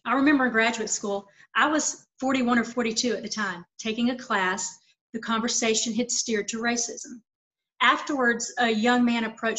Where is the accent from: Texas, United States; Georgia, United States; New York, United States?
Georgia, United States; Lawrenceville; also born or lived in Atlanta / Savannah; now in Las Vegas, United States; So it starts in my hometown of Lawrenceville with those experiences. Then I moved to Atlanta, which was more cosmopolitan.